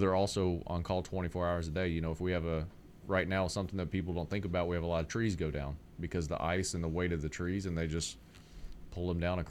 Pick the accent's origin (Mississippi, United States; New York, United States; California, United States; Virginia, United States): Mississippi, United States; Jackson; moved away as an adult; now in Middle Tennessee, United States; I grew up in Mississippi